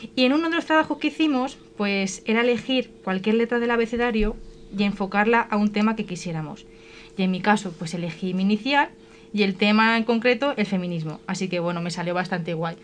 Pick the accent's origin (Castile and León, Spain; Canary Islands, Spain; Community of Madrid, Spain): Community of Madrid, Spain; Colmenar de Oreja; soy de Comer de Oreja